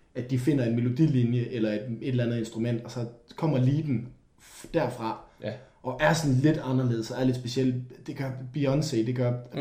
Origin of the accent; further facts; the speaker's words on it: Denmark; vi er fra Danmark